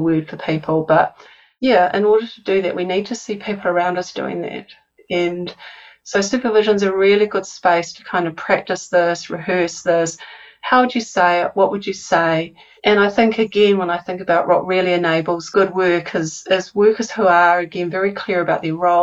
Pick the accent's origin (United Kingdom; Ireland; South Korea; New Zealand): New Zealand; accent: New Zealand; my New Zealand accent